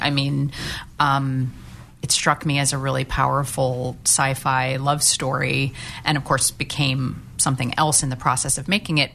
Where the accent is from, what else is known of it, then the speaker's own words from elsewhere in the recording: St. Louis, Missouri, United States; when I was growing up in St. Louis